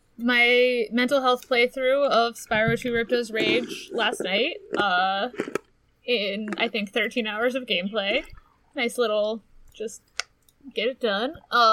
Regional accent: Pittsburgh, Pennsylvania, United States; Hey, we're from Pittsburgh. We're supposed to be thinking about ketchup.

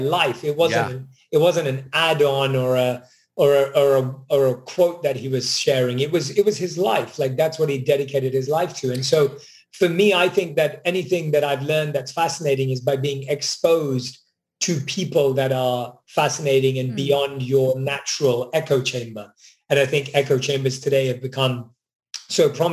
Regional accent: London, United Kingdom; moved away; Born and raised in London

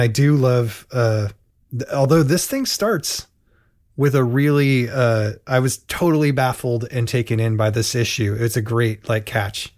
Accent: Portland, United States; in Portland, we had the Barnum and Bailey's at least annually

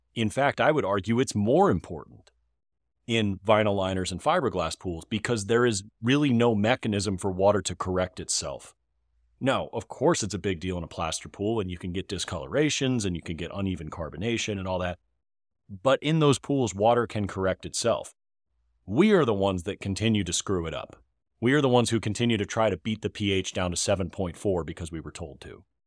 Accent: Northern Virginia, United States; I'm from Northern Virginia

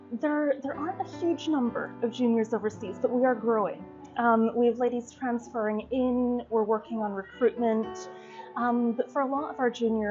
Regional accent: West Coast of Scotland, United Kingdom; also born or lived in St Andrews, Scotland; I grew up in Scotland on the West Coast, really, really beautiful. Went to university in St. Andrews on the other side of the country.

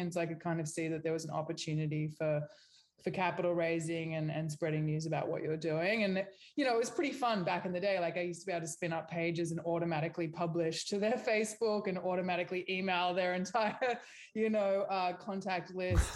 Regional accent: Australia; moved away as an adult; also born or lived in New York; now in Los Angeles, United States; I'm Australian

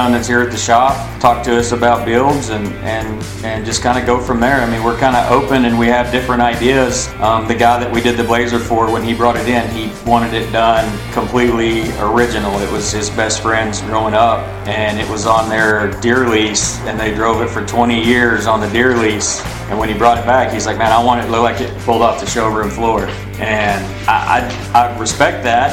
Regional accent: Granbury, Texas, United States; I'm born and raised right here in Granbury

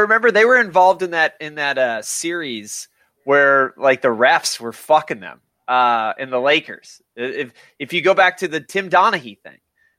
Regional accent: Albany, New York, United States; I was born in Albany, New York.

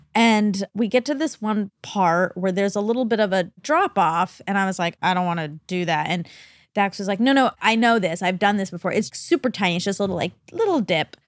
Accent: Atlanta, Georgia, United States; I'm from Atlanta, so I have a allegiance to Coke.

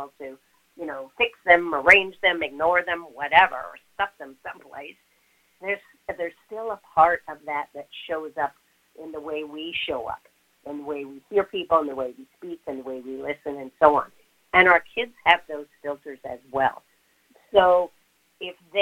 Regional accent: Montreal, Quebec, Canada; I'm originally from Montreal

